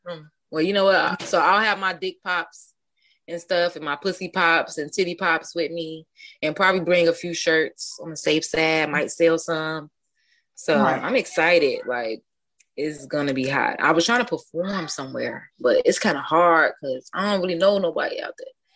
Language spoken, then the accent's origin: English; Chicago, Illinois, United States; I am from Chicago, the East Side.